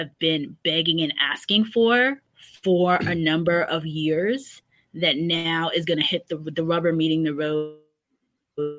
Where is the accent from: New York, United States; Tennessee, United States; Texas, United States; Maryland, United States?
New York, United States; New York City; moved away as an adult; now in Northern Virginia, United States; growing up in New York